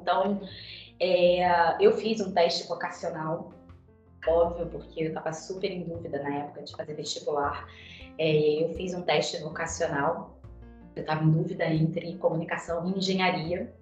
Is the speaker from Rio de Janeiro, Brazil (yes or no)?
yes; Petrópolis, Rio de Janeiro, Brazil; eu sou de Petrópolis, que é a serra, né, fluminense. É, minha família é de lá, fui nascida e criada